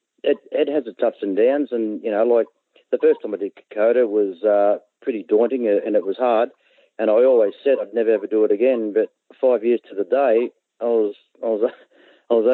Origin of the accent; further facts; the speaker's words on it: Geelong, Victoria, Australia; I was born and bred in Geelong. I've lived here all my life.